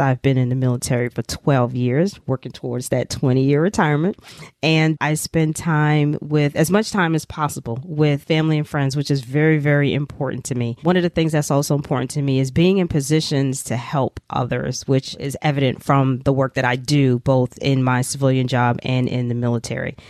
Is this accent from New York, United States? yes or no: yes; New York City, New York, United States; I'm a native New Yorker, born and raised in New York City, proud of it